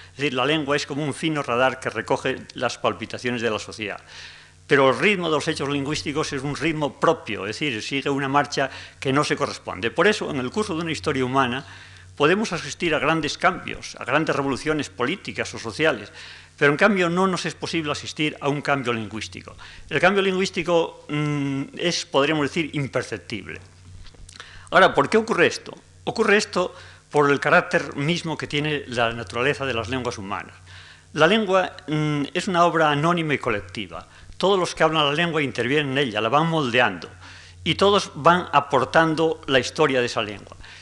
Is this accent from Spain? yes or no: yes; Asturias, Spain; todos los asturianos